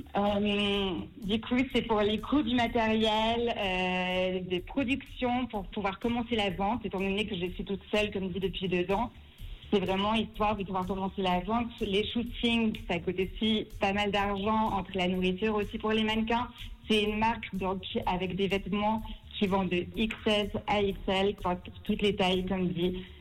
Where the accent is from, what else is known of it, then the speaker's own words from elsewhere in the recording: Lausanne, Vaud, Switzerland; also born or lived in Paris; j'ai 25 ans, je viens de Lausanne